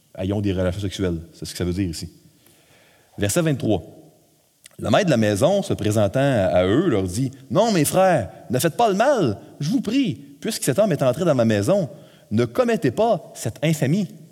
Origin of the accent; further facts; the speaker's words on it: Quebec, Canada; nous, au Québec, on est un peuple, une nation un peu plus euh, individualiste.